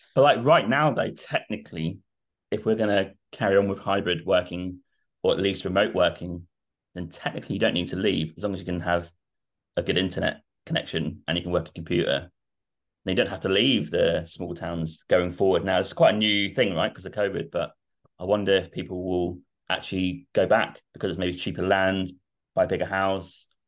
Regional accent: Norwich, East of England, United Kingdom; I'm from Norwich, so it's just down the road

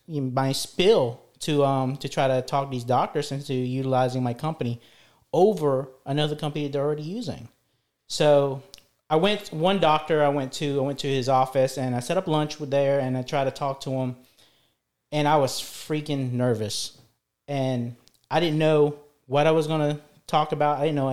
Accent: Philippines; English is a second language; moved away; especially when I came here, back in our introduction, I came here from the Philippines. I didn't know any English.

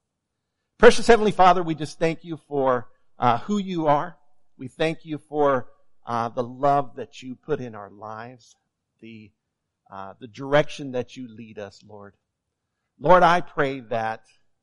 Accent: Hutchinson, Kansas, United States; moved away as an adult; also born or lived in Fort Myers, Florida; now in St. Joseph, United States; we are originally from Hutchinson, Kansas

